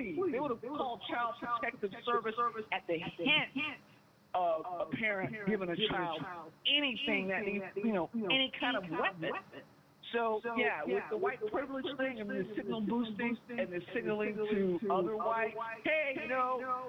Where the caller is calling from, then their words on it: Seattle, Washington, United States; calling from Seattle, Washington.